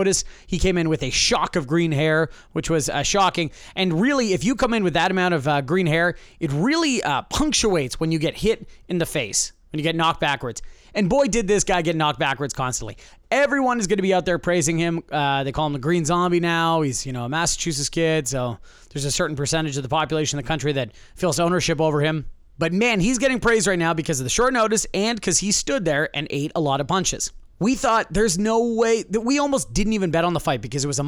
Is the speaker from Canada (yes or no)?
yes; Canada; I am Canadian.